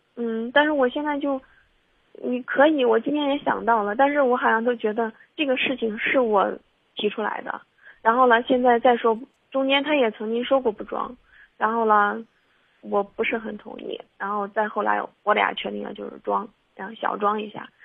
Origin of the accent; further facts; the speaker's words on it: near Zhengzhou, Henan, China; moved away; 我老家离郑州近一些